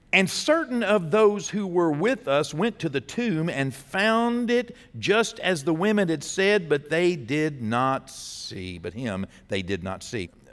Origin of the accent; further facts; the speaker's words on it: Texas, United States; as a Texan